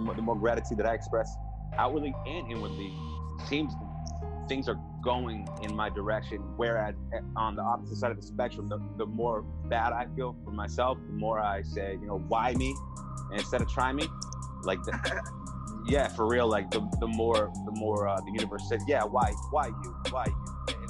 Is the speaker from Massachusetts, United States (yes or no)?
yes; Boston, Massachusetts, United States; also born or lived in Milton; I was born in Boston. I lived in, Milton for a little while, which is, right outside of it. And then I actually... my family moved to a nicer town up north where I spent my middle school years. But I've lived in five different states.